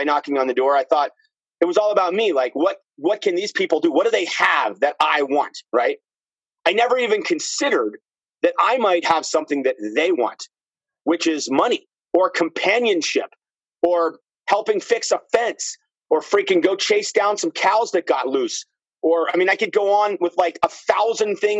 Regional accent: Princeton, New Jersey, United States; I grew up in Princeton.

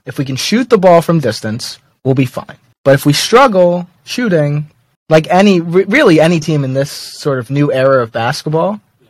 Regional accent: New York City, New York, United States; I'm from New York City and I've been a St. John's fan my entire life.

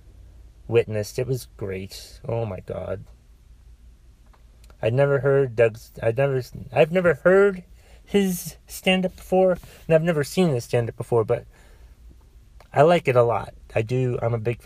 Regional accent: Boston, Massachusetts, United States; I was born in Boston.

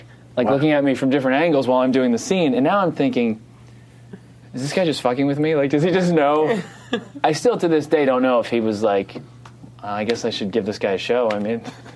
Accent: New Jersey, United States; I'm from New Jersey. My parents are from Brooklyn

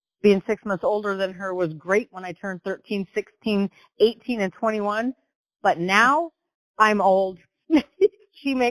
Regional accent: Western Washington, United States; moved away as an adult; now in Oklahoma, United States; I was born and raised in Western Washington

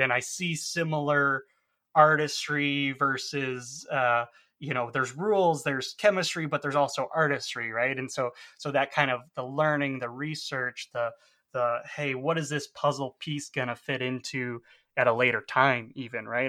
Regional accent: outside of Chicago, Illinois, United States; also born or lived in Aurora; I grew up outside of Chicago, you know, traveled around different suburbs

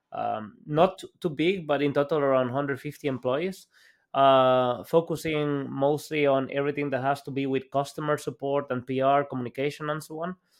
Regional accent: El Salvador; moved away as an adult; now in Germany; I'm Salvadorian. Like, I was born and raised in El Salvador

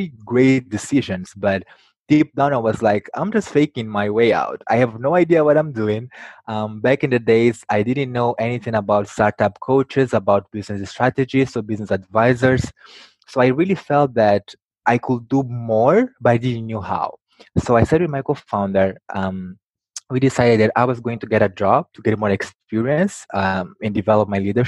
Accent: Mozambique; I was born in Mozambique, a country in Southeast Africa

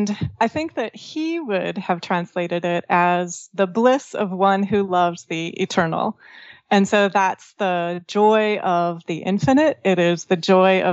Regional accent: northeast Washington State, United States; I was born in Washington State and kind of like the northeast corner of the state.

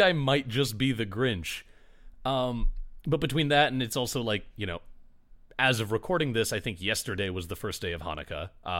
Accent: Michigan, United States; now in Chicago, United States; there were three or four tree farms within an easy drive of the town I grew up in Michigan. And now I live in Chicago

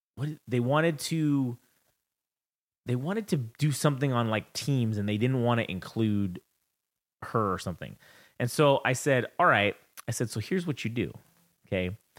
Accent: United States; I'm American

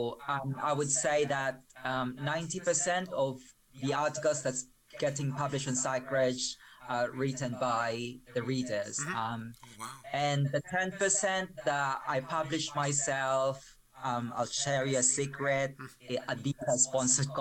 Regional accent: Malabon, Metro Manila, Philippines; English is a second language; moved away as an adult; now in United Kingdom; I spent my childhood in a slum in the Philippines. I grew up in Malabon.

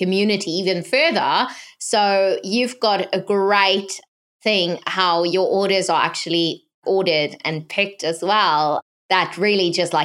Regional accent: South Africa; growing up in South Africa

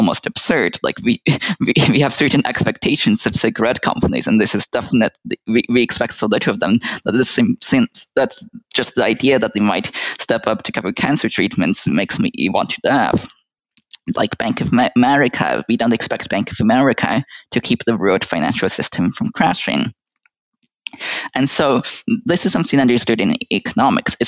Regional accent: United States; speaking as an American

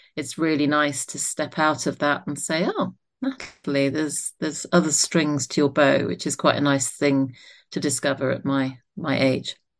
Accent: Isle of Wight, South East England, United Kingdom; moved away as an adult; also born or lived in South London; I was born in South London. My mum was a nurse and my dad was a surgeon, uh, one brother and one sister. We moved to the Isle of Wight when I was about nine years old

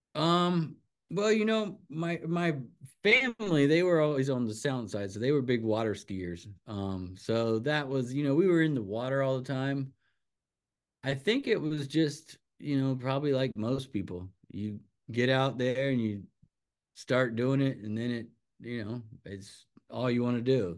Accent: Wrightsville Beach, North Carolina, United States; I grew up right there on Lagoon Drive

